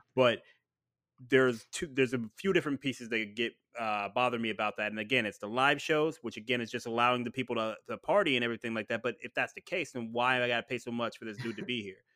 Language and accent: English; Ohio, United States; I'm from Ohio